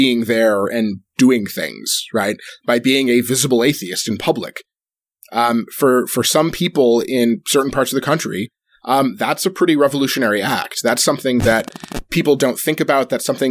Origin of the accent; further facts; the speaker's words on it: Michigan, United States; I'm from Michigan